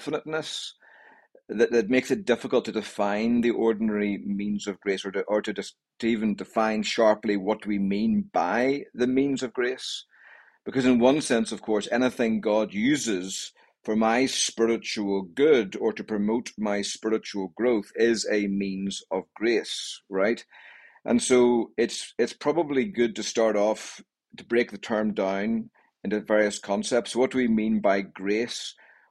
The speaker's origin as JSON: {"language": "English", "region": "Northern Ireland", "country": "United Kingdom", "moved": "as an adult", "lives_now": "Greensboro, United States", "said": "I come from Northern Ireland, and in Northern Ireland, I was a member of the Evangelical Presbyterian Church"}